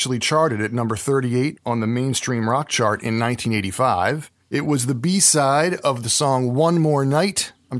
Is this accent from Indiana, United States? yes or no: no; outside of Philadelphia, Pennsylvania, United States; also born or lived in Northern New Jersey; now in New Jersey, United States; I grew up outside of Philadelphia